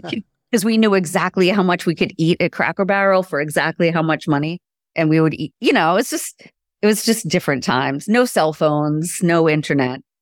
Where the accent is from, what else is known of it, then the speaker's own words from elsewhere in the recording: Boston, Massachusetts, United States; being raised in the Boston music scene in my teens and twenties